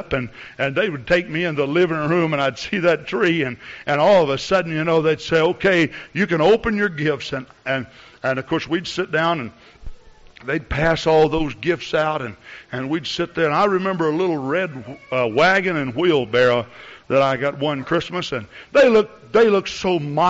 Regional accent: Texas, United States; You know, I came from Texas up here, and I like to use my imagination a lot, you know.

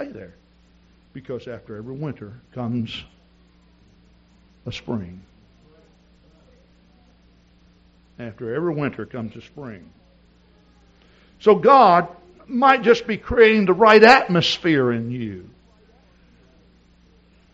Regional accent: East Texas, United States; moved away; also born or lived in Wisconsin; I grew up in East Texas

